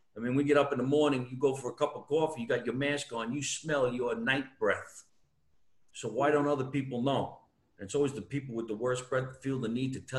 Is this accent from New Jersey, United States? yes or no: yes; New Jersey, United States; I'm from New Jersey.